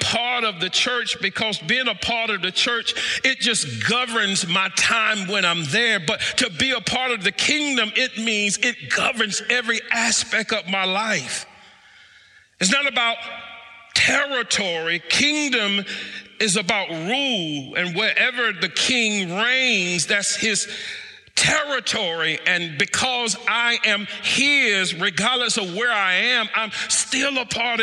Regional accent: United States; I am still an American

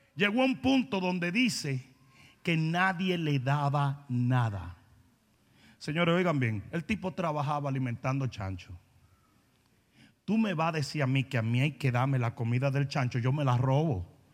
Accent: Santo Domingo, Dominican Republic; moved away as an adult; also born or lived in Dallas; Yo vengo de Santo Domingo, donde yo estaba súper mega bien. Yo me crié con esto en un colegio privado

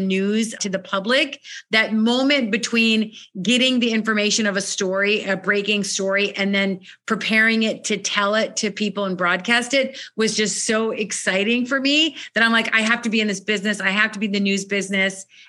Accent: Minnesota, United States; I was born and raised in Minnesota in the United States.

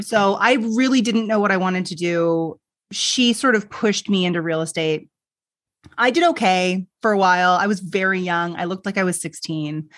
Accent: Canada; I'm Canadian, so we say niche

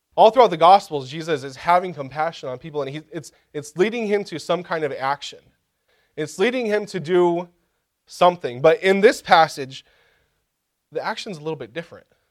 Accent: Kansas, United States; Growing up in Kansas, I had the opportunity one time, uh, for a couple weeks to work in a field

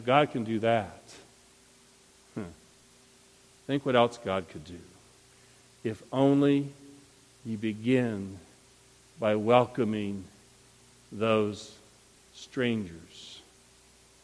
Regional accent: Montrose, Michigan, United States; I was raised in Montrose, Michigan, in the country

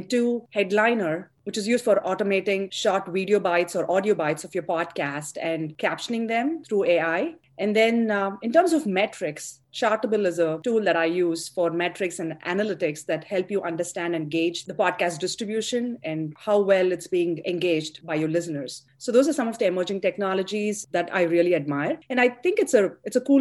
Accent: India; moved away as an adult; also born or lived in Chennai, India; now in United States; I grew up in India. I did my undergrad in engineering in Chennai, Madras, the southern part of India. And then I came to the US to pursue my education

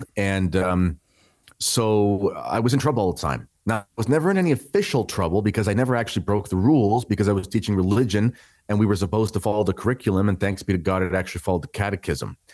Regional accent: Canada; I am a Canadian

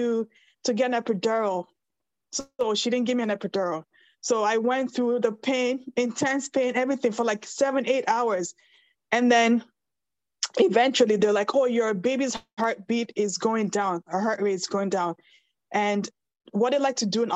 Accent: Nigeria; moved away; I'm Nigerian

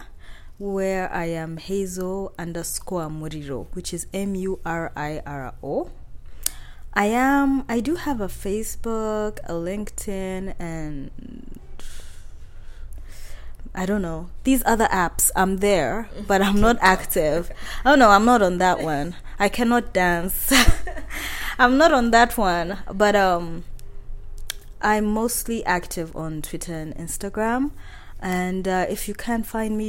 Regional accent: Kabale, Western Region, Uganda; English is a second language; I'm from Kabale, you find the whole hill is your dad and his siblings and their children

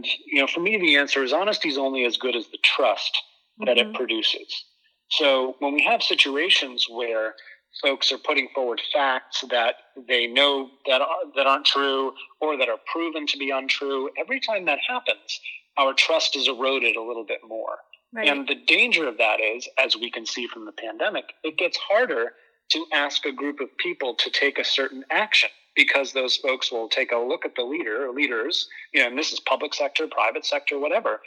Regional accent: Boston, Massachusetts, United States; moved away as an adult; now in Southern Connecticut, United States; I grew up in Boston. I'm a Boston boy

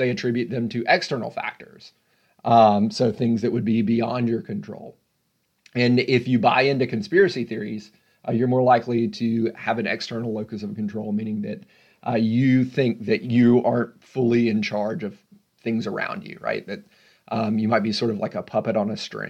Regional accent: Memphis, Tennessee, United States; I'm from Memphis

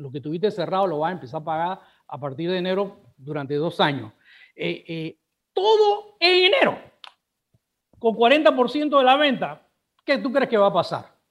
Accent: Panama; Aquí los que tenemos que hacer el esfuerzo somos los panameños de cuidarnos nosotros mismos

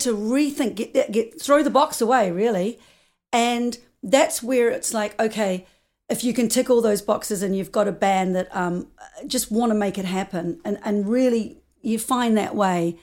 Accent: New Zealand; moved away as an adult; also born or lived in United States; I'm from New Zealand

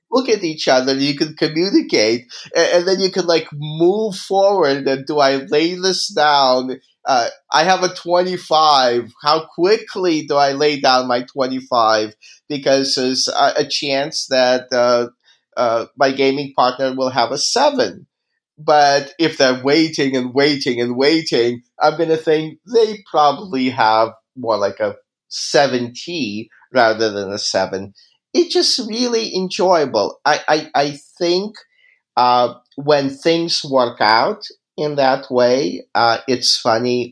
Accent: Kyiv, Ukraine; moved away; I grew up in Kiev.

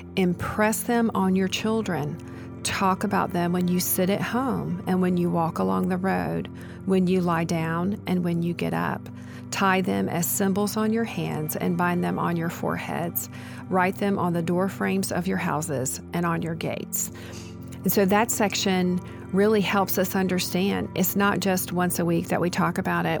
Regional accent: United States; as American Christians

